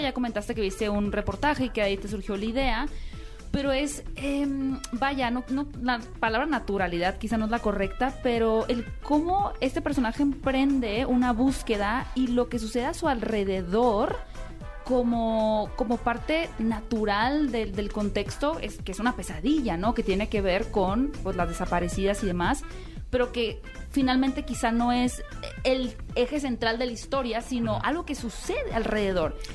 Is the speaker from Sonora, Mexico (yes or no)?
yes; Hermosillo, Sonora, Mexico; yo soy de Hermosillo